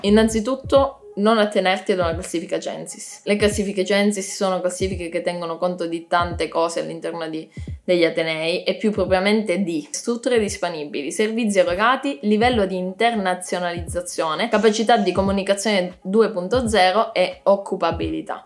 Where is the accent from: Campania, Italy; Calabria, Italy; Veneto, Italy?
Calabria, Italy; Cosenza; moved away as an adult; now in Pisa, Italy; Io studio a Pisa, ma come avrei già capito non sono di Pisa, sono di Cosenza